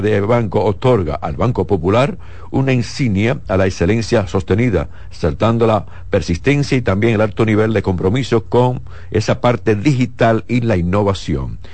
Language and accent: Spanish; Dominican Republic; mi país